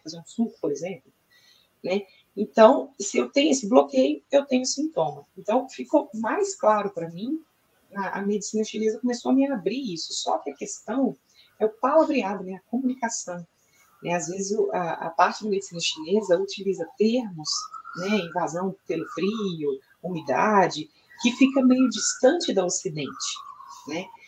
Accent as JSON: {"language": "Portuguese", "country": "Brazil", "tie": "born or raised there", "said": "eu nasci aqui no Brasil, fiz a minha formação aqui no Brasil também"}